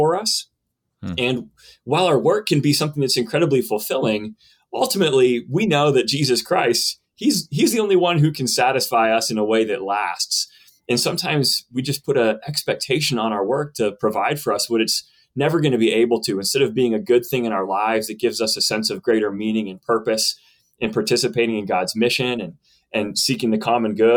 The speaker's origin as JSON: {"language": "English", "region": "Western Pennsylvania", "country": "United States", "also_born_or_lived": "Johnson City, Tennessee", "said": "I'm from Western Pennsylvania and grew up the son of a pastor"}